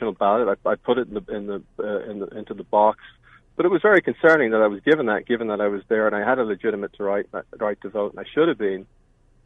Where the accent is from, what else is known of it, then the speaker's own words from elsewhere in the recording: Ireland; moved away as an adult; also born or lived in Pennsylvania; now in United States; I've lived here for 26 years. I'm an immigrant. I came from Ireland